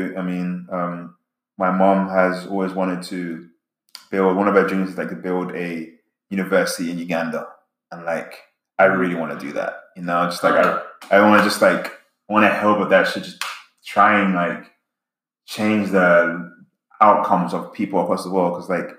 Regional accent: England, United Kingdom; now in United States; I grew up in England and have like my childhood friends I loved to death.

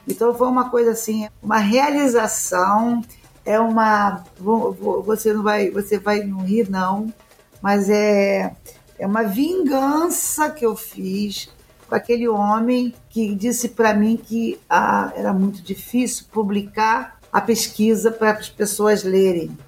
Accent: Brazil; nosso país aqui, onde eu nasci e aonde eu vou morrer

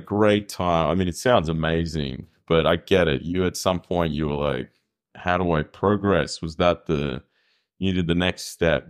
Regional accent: Australia; I'm Australian

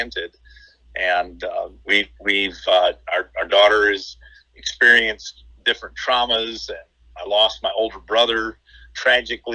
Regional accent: Detroit, Michigan, United States; I grew up in the Detroit area

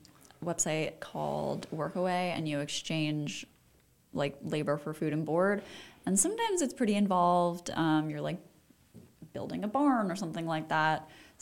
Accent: East Coast, United States; yeah, because I'm from the East Coast, so right.

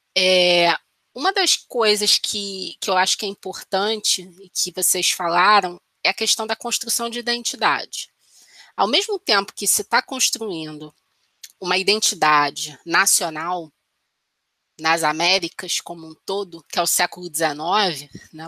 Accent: Brazil; eu, pelo menos como brasileira

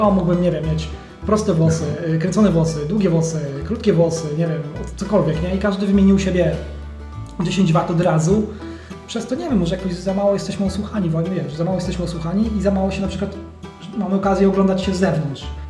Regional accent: Poland; my jesteśmy z Polski

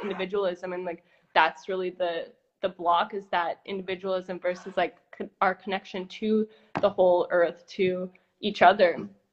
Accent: Brampton, Ontario, Canada; moved away; also born or lived in Costa Rica / California; I was born in Brampton, outside of Toronto

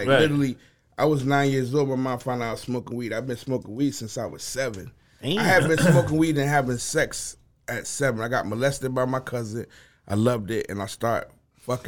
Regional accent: Quincy, Illinois, United States; also born or lived in Fort Lauderdale, Florida; now in Miami, United States; I'm from Illinois

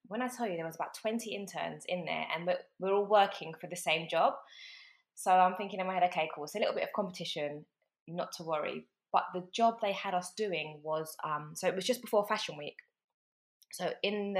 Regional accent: London, United Kingdom; also born or lived in North Carolina / Tennessee; I'm born and raised in London, still in London now, but I'm from South London, a place called Putney. That's where I was born and raised.

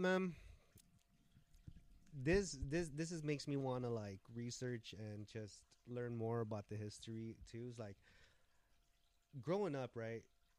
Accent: Guam; moved away as an adult; now in California, United States; I grew up in Guam, so I know a lot of the Guam ways, right? Like, I was born and raised in Guam for 21 years. I moved here to Cali when I was 21.

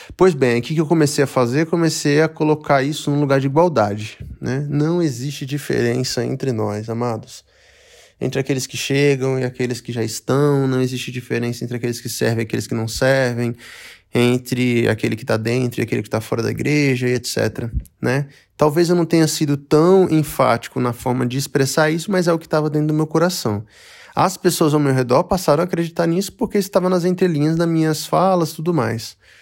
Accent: Brazil; Eu sou eu sou brasileiro

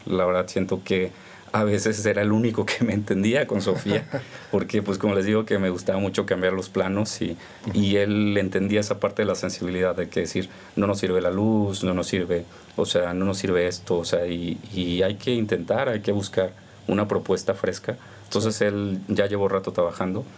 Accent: Veracruz, Mexico; moved away as an adult; also born or lived in Sinaloa; nosotros crecimos en Veracruz por el trabajo de mi papá, no tenemos familia en Veracruz

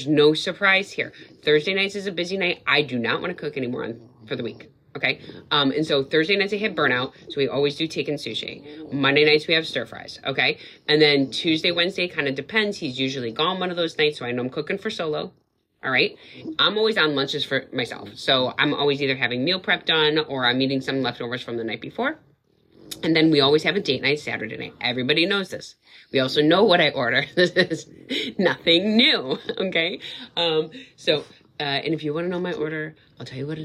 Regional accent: Wisconsin, United States; now in New England, United States; I said scallops because I'm from Wisconsin

